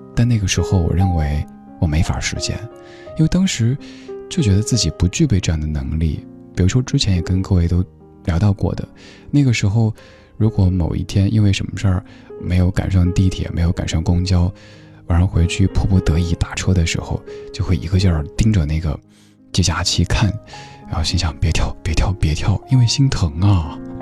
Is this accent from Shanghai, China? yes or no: no; Chengdu, Sichuan, China; now in Beijing, China; 就像我家乡成都的感觉一样